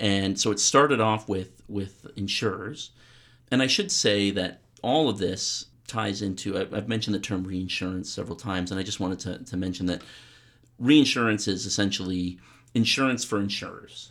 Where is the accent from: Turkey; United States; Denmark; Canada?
Canada; I'm a Canadian academic.